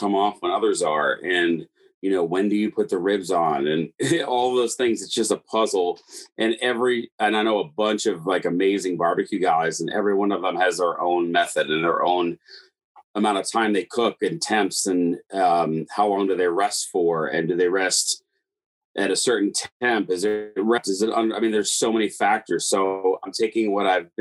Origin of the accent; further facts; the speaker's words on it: East Coast, United States; moved away as an adult; also born or lived in Chicago / New Jersey; now in Las Vegas, United States; I'm from the East Coast originally.